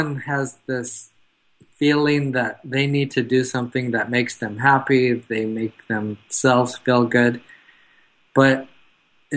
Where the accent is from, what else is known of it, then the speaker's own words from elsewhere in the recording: Denmark; My background is Danish. I'm from Denmark.